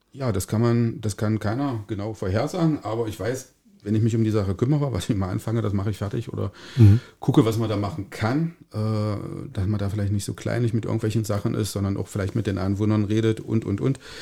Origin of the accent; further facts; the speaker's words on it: Calbe, Saxony-Anhalt, Germany; ich bin in Kalbe geboren und lebe in Kalbe.